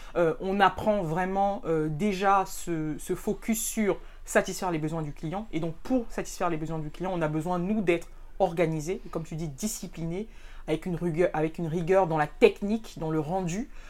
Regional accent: Cameroon; moved away as an adult; also born or lived in France; je suis camerounaise euh, d'origine euh, et aussi de nationalité

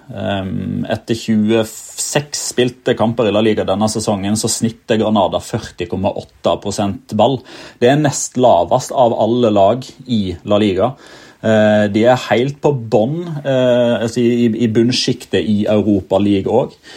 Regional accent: Odda, Vestland, Norway; jeg som, som vestlending er fra Odda i Hardanger

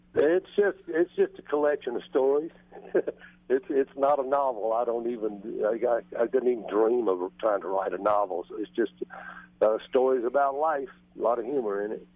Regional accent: Greenville, Mississippi, United States; I grew up in Greenville, Mississippi

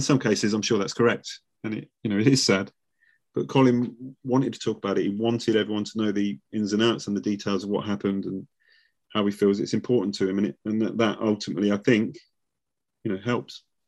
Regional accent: Nuneaton, West Midlands, United Kingdom; moved away; I'm from the same town. I'm from Nuneaton.

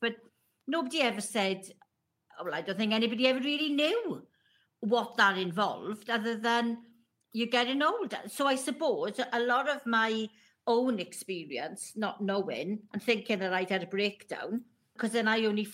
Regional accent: Welsh, Wales, United Kingdom; being Welsh

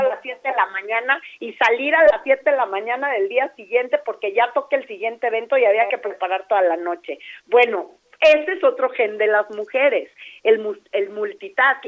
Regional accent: Mexico; las mexicanas, como somos latinas

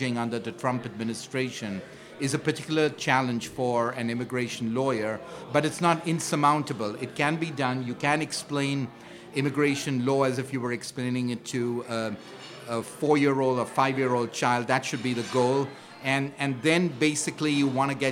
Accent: India; moved away as an adult; now in New York, United States; I'm an immigrant from India

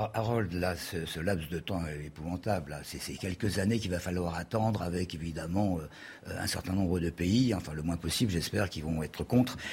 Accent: Paris, Île-de-France, France; en tant que Parisien

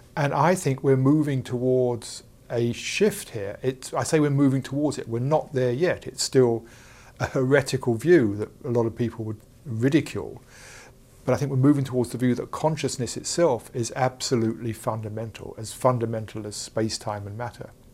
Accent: England, United Kingdom; I'm from England, as you can tell

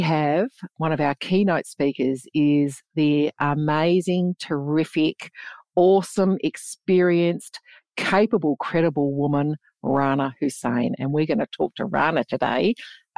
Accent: Geraldton, Western Australia, Australia; now in Perth, Australia; where I grew up on Noongar land, which is Geraldton, Western Australia

